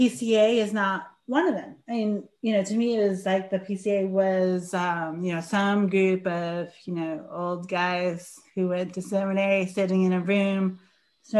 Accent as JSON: {"language": "English", "region": "New York", "country": "United States", "tie": "born or raised there", "said": "I grew up in New York"}